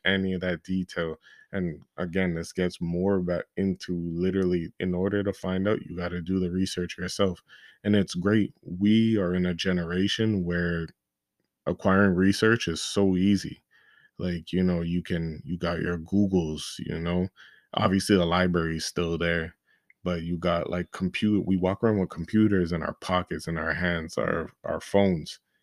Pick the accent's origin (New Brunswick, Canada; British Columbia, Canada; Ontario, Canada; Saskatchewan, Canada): Ontario, Canada; Toronto; I'm from Toronto